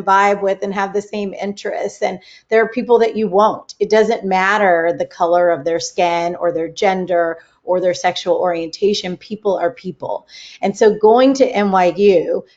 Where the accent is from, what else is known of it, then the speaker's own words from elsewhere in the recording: California, United States; I grew up in California